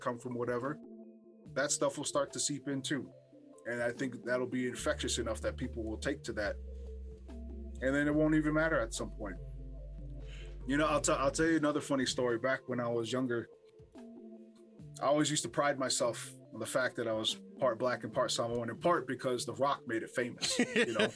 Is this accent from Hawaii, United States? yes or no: yes; Hawaii, United States; growing up in Hawaii